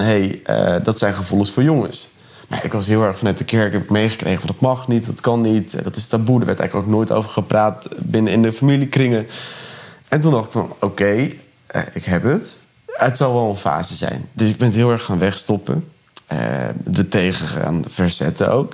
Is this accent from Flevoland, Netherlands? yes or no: yes; Urk, Flevoland, Netherlands; moved away as an adult; now in Ede, Netherlands; Ik kom van Urk